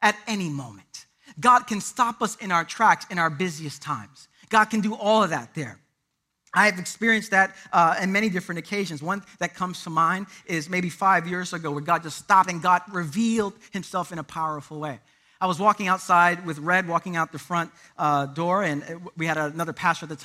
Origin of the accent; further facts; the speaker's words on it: Puerto Rico; I'm Puerto Rican